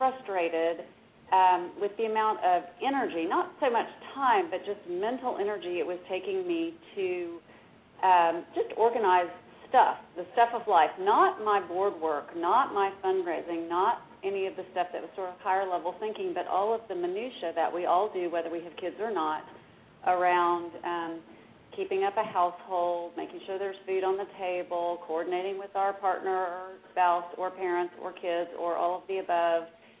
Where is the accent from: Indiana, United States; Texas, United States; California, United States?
Texas, United States; Dallas; I am from Dallas. I'm a Dallas native